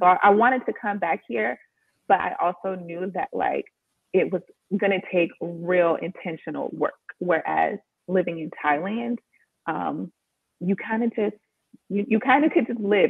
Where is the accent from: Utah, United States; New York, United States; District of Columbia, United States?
District of Columbia, United States; Washington; moved away as an adult; also born or lived in Los Angeles, California; I'm from Washington, D.C.